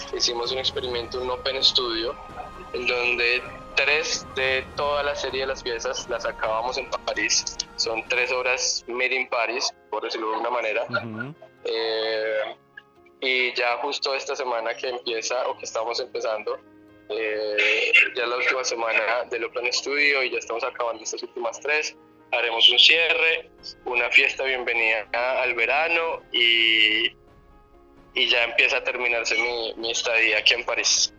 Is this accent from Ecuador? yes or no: no; Colombia; uno como colombiano